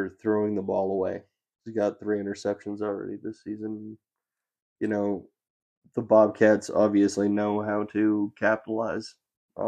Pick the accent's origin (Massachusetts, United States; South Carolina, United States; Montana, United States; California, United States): Montana, United States; Billings; my hometown of Billings, Montana